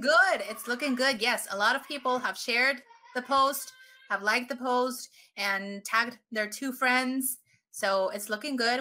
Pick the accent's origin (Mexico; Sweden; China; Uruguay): Mexico; yo soy mexicana viviendo en México